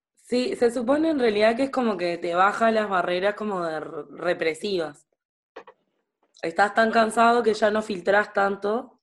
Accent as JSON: {"language": "Spanish", "town": "Sauce", "region": "Canelones", "country": "Uruguay", "tie": "born or raised there", "said": "yo soy de Sauce, Canelones"}